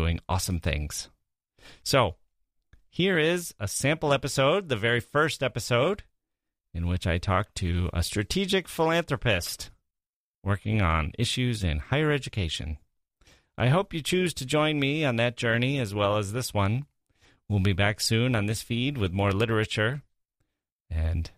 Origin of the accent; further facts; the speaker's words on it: Wisconsin, United States; moved away as an adult; also born or lived in Chicago / Europe / Asia / Michigan; now in Washington, D.C., United States; I grew up in Wisconsin, the Midwest